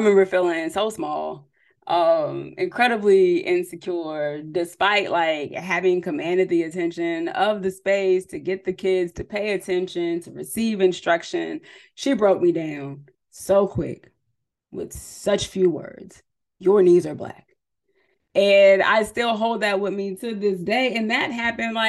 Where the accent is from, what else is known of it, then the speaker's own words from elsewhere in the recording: San Diego, California, United States; also born or lived in San Jose, California; I'm originally from California, from San Diego, but I went to school in the Bay Area at San Jose State University